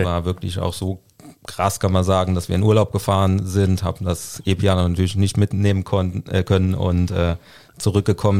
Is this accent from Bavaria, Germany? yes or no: no; Saarland, Germany; ich komme äh, gebürtig aus dem Saarland